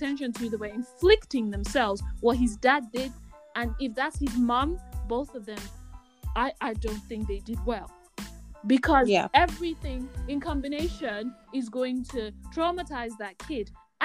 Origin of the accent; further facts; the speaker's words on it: Nigeria; I'm Nigerian.